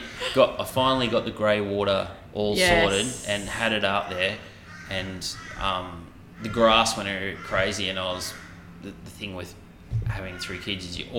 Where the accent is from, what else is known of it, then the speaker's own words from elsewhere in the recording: Gladstone, Queensland, Australia; when I was growing up in Gladstone and we moved, my parents built a new house.